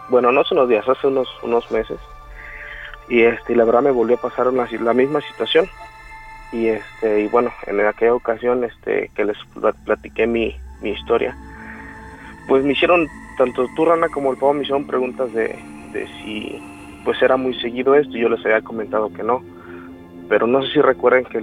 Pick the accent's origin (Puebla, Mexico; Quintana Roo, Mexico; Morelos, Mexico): Morelos, Mexico; Yo soy de Morelos.